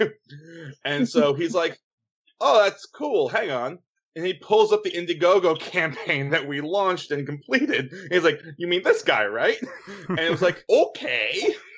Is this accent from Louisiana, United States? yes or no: no; New Jersey, United States; I grew up in Jersey, so there's far better pizza around me than Domino's